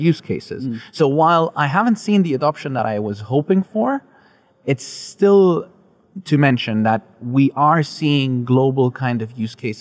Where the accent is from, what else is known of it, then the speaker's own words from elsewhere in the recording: Germany; now in Dubai, United Arab Emirates; I'm the best form of Palestinian you'll ever meet because I'm made in Germany